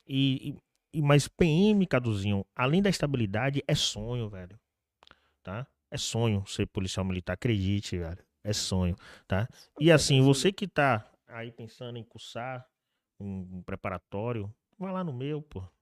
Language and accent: Portuguese; Salvador, Bahia, Brazil; E eu nasci e fui criado na Cidade Baixa, CBX, CBX, né? Nos antigos alagados